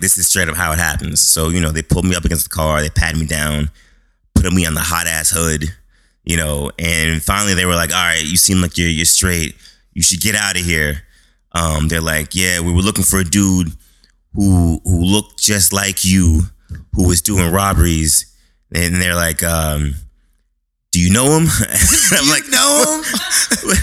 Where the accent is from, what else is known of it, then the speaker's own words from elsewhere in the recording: Boston, Massachusetts, United States; I was born in Boston, Massachusetts. Uh, uh, grew up. Well, my neighborhood was Mattapan. It's a uh, it's, it's like the inner city of Boston.